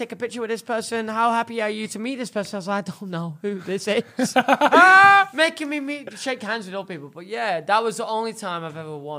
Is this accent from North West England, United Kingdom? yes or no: yes; Oldham, North West England, United Kingdom; I come from a really shit place in Manchester. It's called Cheddarton.